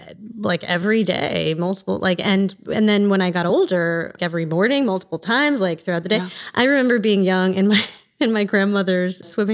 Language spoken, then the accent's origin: English; East Coast, United States; I am originally from the East Coast and grew up in a single family home, mostly.